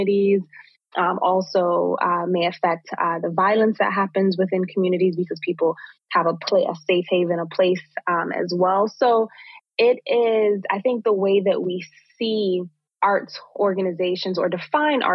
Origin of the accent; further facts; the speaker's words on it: New York City, New York, United States; place where I was born and raised here in Brooklyn